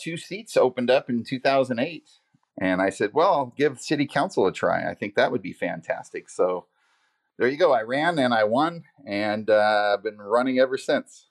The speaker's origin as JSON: {"language": "English", "town": "Vacaville", "region": "California", "country": "United States", "tie": "born or raised there", "said": "I grew up here in Vacaville."}